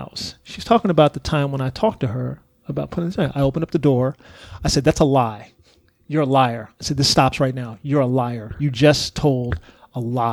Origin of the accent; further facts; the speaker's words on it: Texas, United States; moved away; I grew up in Texas